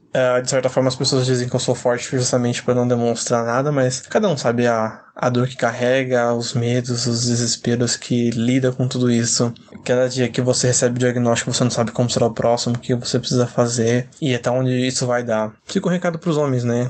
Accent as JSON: {"language": "Portuguese", "region": "interior of São Paulo", "country": "Brazil", "said": "sou do interior de São Paulo, moro em Campo Limpo Paulista"}